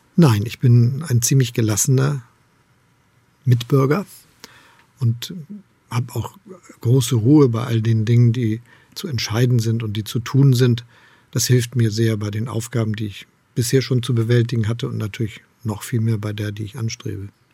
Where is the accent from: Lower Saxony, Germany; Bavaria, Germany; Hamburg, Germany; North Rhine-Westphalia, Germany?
Hamburg, Germany; moved away as an adult; now in Potsdam, Germany; Ich bin gerne in Hamburg aufgewachsen und Bürgermeister gewesen. Jetzt lebe ich in Brandenburg in Potsdam